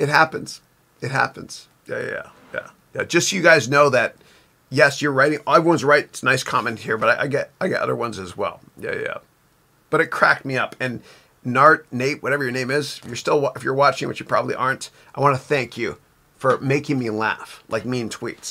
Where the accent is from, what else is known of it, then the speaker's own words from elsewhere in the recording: Canada; I'm Canadian.